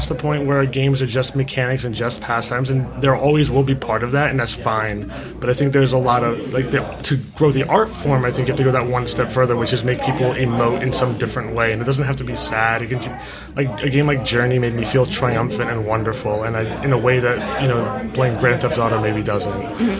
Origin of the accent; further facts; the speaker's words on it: India; Like, I'm an Indian guy. Like, we are hugging people.